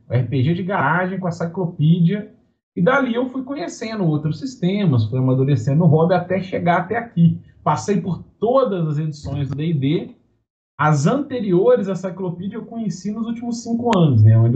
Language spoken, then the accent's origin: Portuguese; Minas Gerais, Brazil; Sou mineiro.